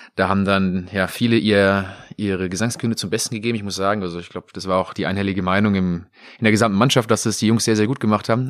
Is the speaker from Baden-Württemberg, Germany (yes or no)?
no; Coburg, Bavaria, Germany; moved away; also born or lived in Mainz; ich bin ja in Coburg geboren